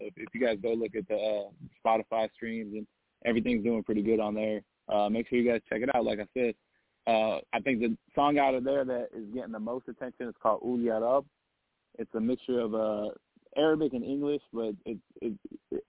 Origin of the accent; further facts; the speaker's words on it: Las Vegas, Nevada, United States; moved away as an adult; now in Los Angeles, United States; I'm full-blooded Egyptian. I grew up in Vegas